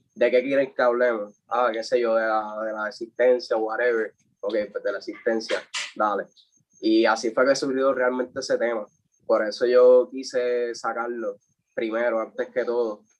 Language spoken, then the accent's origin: Spanish; Comerío, Puerto Rico; yo soy de Comerío, o sea, viví en Comerío